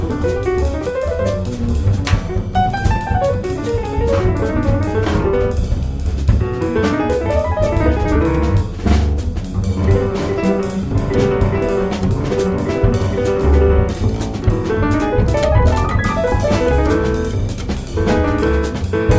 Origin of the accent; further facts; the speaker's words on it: Calgary, Alberta, Canada; I grew up in Calgary in Canada